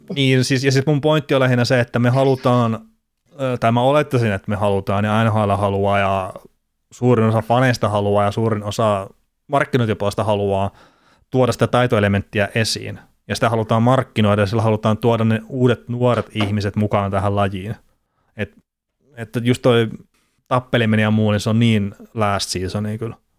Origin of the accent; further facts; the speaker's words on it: Varkaus, North Savo, Finland; mä oon Varkaudesta itse kotoisin